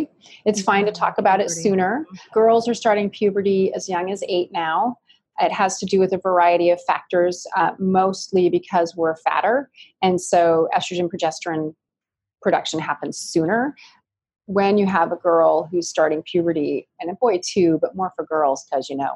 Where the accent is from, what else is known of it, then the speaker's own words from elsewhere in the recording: Ashland, Oregon, United States; I was born and raised in Ashland, Oregon, which is a mecca of hippies